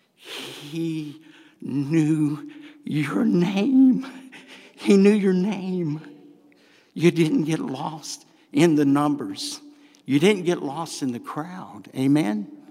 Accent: the South, United States; accent: southern; my southern accent

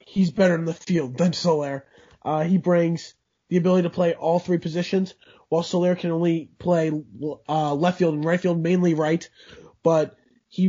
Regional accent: Overland Park, Kansas, United States; I am from Overland Park, Kansas.

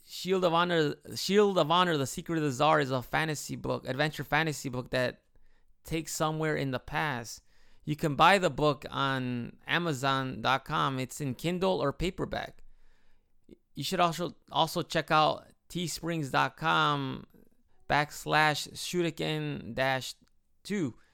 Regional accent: Chicago, Illinois, United States; moved away as an adult; now in Japan; growing up in Chicago

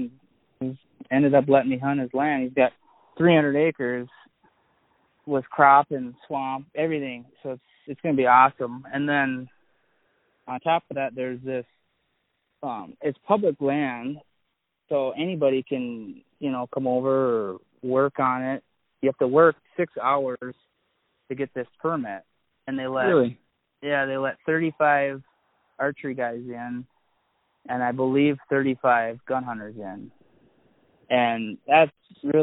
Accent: Annandale, Minnesota, United States; now in Osceola, Wisconsin, United States; I'm from Annandale, Minnesota.

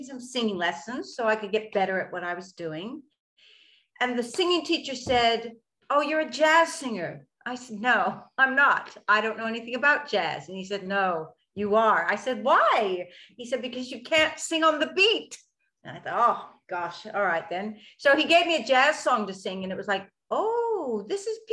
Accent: United States; also born or lived in London, United Kingdom; now in Australia; I was born in America and I did my acting training in London

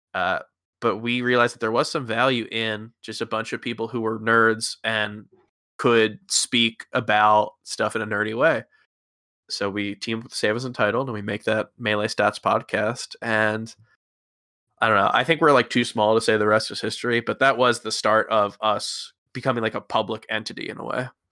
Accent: Philadelphia, Pennsylvania, United States; I'm from the Philadelphia area

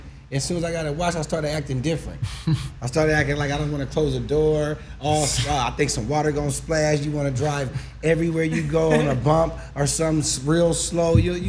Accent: Pasadena, California, United States; because that's where I'm from. Born and raised.

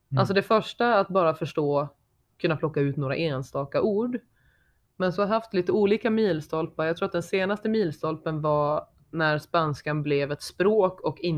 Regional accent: Sweden; accent: dalmål/skelleftemål/gällivaremål; Det blev dalmål, skelleftemål och gällivaremål i samma mening.

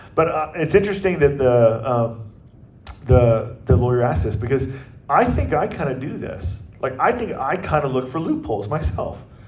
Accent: Atlanta, Georgia, United States; now in Kansas City, United States; I'm from Atlanta and how our family will be rooting for sports teams that are from Atlanta

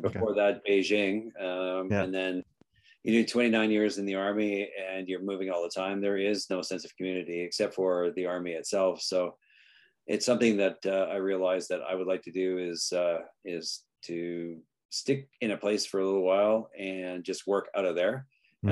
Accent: Canada; also born or lived in Greece / England; now in Chichester, United Kingdom; as a Canadian

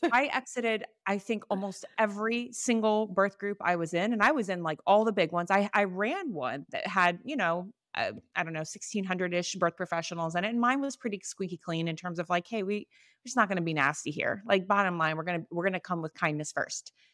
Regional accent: Florida, United States; I'm from Florida

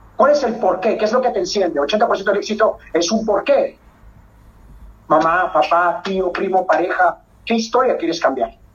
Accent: Peru; netamente soy peruano, peruano

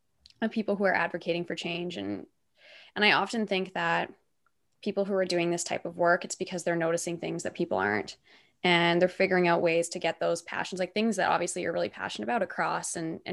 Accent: Canada; I'm Canadian

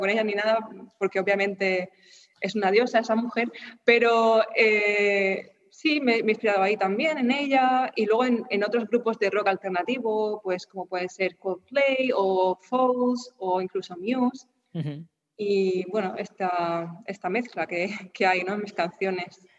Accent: Murcia, Region of Murcia, Spain; moved away as an adult; also born or lived in Germany; volver a mi ciudad natal, a, Murcia

